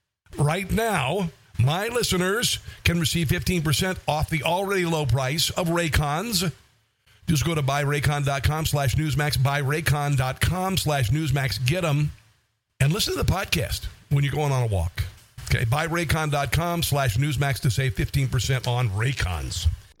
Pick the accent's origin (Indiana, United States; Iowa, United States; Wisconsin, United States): Iowa, United States; I grew up on a farm. If you, you know, heard me describe my childhood growing up in the 70s and 80s in Iowa, you'd think I was raised in the Great Depression